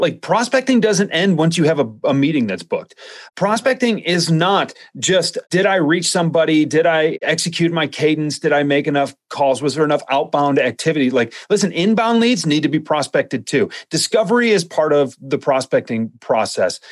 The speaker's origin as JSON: {"language": "English", "region": "Midwest", "country": "United States", "said": "I'm from the Midwest"}